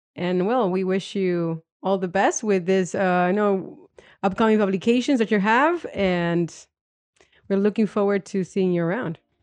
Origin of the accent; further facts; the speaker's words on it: Argentina; I come from Argentina